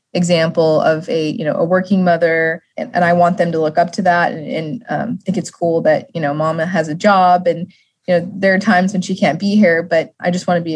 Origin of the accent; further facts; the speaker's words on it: Las Vegas, Nevada, United States; growing up in Vegas